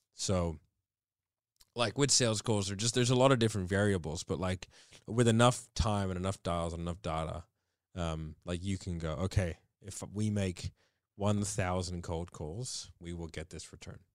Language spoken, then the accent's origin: English; Australia; we are Australian